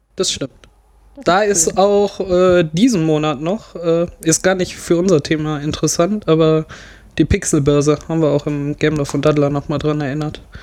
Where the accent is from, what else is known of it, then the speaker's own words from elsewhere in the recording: Rheinberg, North Rhine-Westphalia, Germany; Ich komme aus Rheinberg